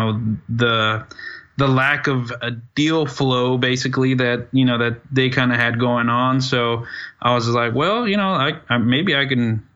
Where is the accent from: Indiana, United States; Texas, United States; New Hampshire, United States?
Texas, United States; Dallas; I'm from Dallas, Texas